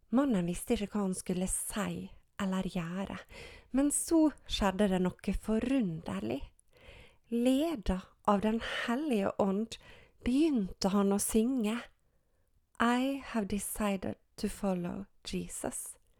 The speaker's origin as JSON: {"language": "Norwegian", "area": "Gjersvika, Sunnmøre", "region": "Møre og Romsdal", "country": "Norway", "tie": "born or raised there", "said": "Jeg er oppvokst i Gjersvika på Sunnmøre"}